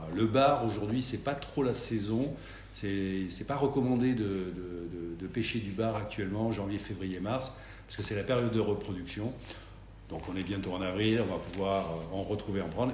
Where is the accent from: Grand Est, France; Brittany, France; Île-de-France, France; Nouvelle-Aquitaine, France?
Nouvelle-Aquitaine, France; Landes; moved away as an adult; now in Bordeaux, France; j'ai souhaité revenir dans ma région natale, puisque je suis d'origine landaise